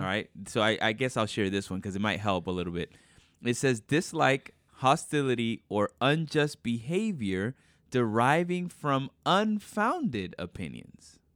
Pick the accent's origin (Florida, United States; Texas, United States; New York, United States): New York, United States; I was born in New York